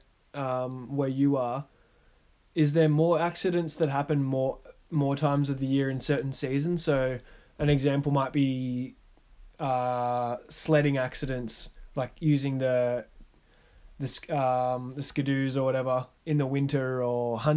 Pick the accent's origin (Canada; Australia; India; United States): Australia; being an Australian